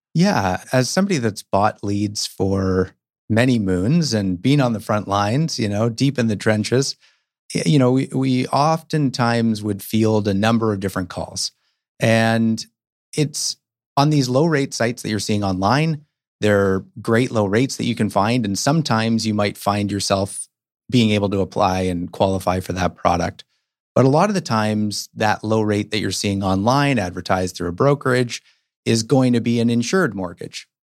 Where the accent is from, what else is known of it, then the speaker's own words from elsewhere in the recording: Toronto, Ontario, Canada; now in Vancouver, Canada; I grew up in Toronto